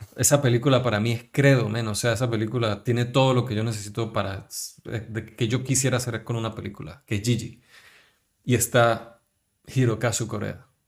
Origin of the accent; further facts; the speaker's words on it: Táchira, Venezuela; moved away as an adult; now in Spain; nosotros que somos gochos, somos de Táchira